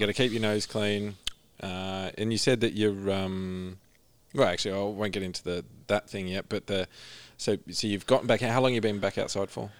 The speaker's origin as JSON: {"language": "English", "town": "Orange", "region": "New South Wales", "country": "Australia", "tie": "born or raised there", "said": "I grew up in Orange"}